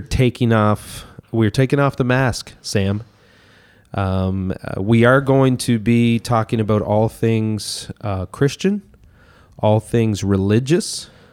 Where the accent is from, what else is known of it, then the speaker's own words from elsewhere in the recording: Miramichi, New Brunswick, Canada; showed up back in my hometown here in Miramichi